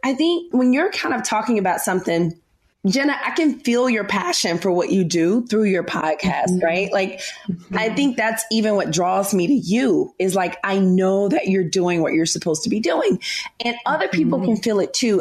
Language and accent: English; Memphis, Tennessee, United States; moved away as an adult; now in New York City, United States; I'm a Southern girl. I'm from Memphis, Tennessee. Um, live in New York now